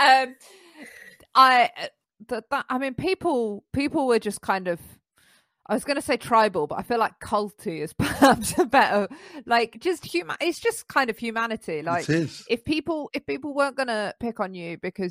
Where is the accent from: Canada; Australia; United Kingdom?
United Kingdom; London; I grew up in London.